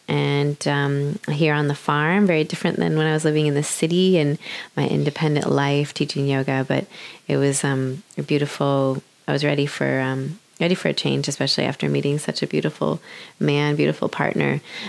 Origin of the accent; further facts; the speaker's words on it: United States; moved away as an adult; also born or lived in Brisbane, Australia; now in Sunshine Coast, Australia; I was living in Brisbane here in Australia. I'm actually originally from America.